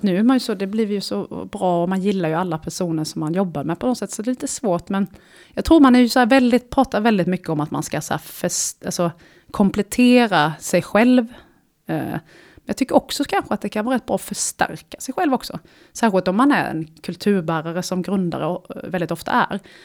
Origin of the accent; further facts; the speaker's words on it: Småland, Sweden; jag kommer från Småland, så hela svaret på din fråga är Småland.